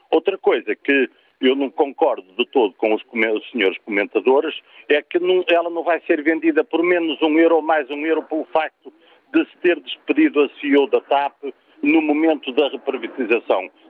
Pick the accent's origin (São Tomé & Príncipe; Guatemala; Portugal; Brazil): Portugal; como contribuinte e como português